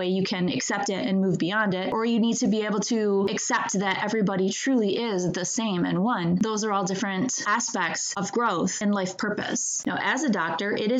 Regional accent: Michigan, United States; I grew up in Michigan

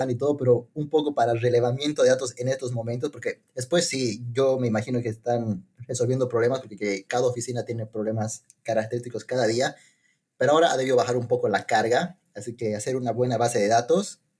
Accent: Bolivia; now in United Kingdom; becarios de Bolivia, o bueno, porque somos becarios del Estado, que están en Reino Unido

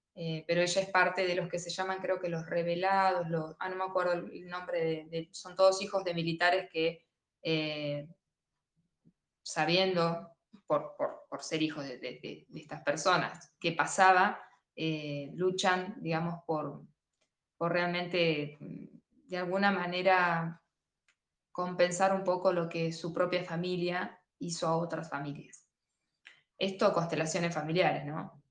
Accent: Argentina; uno como argentino

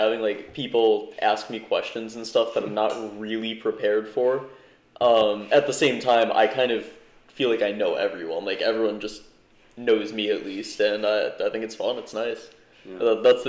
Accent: Berlin, Connecticut, United States; I was born and raised in Berlin, Connecticut, middle of nowhere. Have a slight accent, or so I've been told.

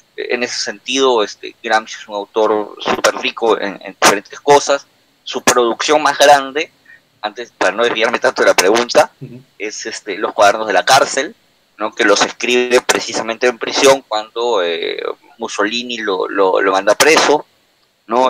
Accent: Peru; en el Perú, para los que somos de Perú

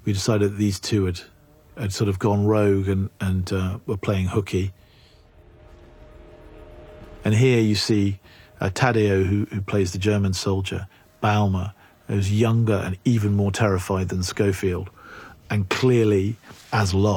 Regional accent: England, United Kingdom; I'm English

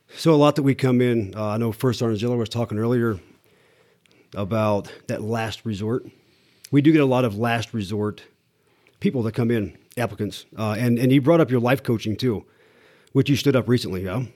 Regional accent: Iowa, United States; moved away; also born or lived in Topeka, Kansas; I grew up in a, in a small t, a small town in Iowa

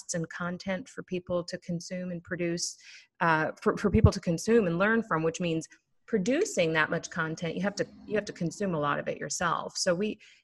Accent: Minneapolis, Minnesota, United States; I hail from Minneapolis, Minnesota, the home of the Minnesota Vikings

